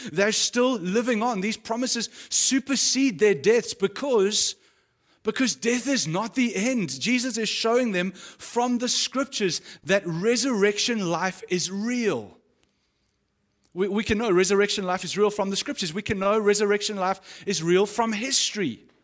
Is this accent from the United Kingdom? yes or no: no; South Africa; as a South African or someone who's grown up in South Africa